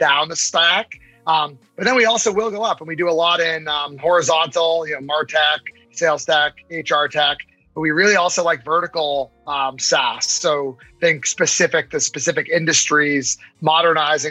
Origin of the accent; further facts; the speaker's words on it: New Hampshire, United States; also born or lived in California; when I moved back here, this is my hometown